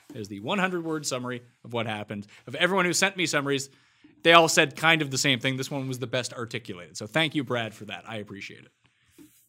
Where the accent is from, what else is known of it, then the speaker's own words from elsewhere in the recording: Newfoundland and Nova Scotia, Atlantic Canada, Canada; East Coaster from the, we're all from Newfoundland and Nova Scotia.